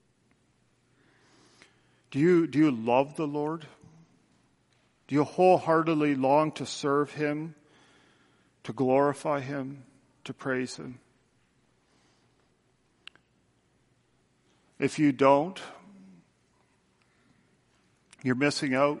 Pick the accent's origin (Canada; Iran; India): Canada; Tillsonburg, Ontario; moved away; my hometown, back in Tillsonburg